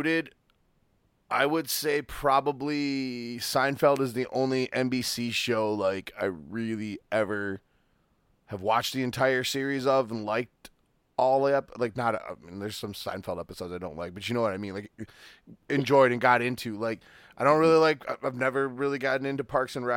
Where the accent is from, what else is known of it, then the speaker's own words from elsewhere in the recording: England, United Kingdom; I'm English